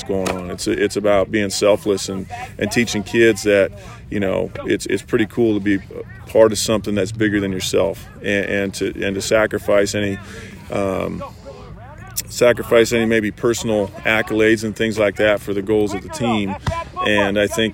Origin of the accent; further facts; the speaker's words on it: Midwest, United States; I grew up in the Midwest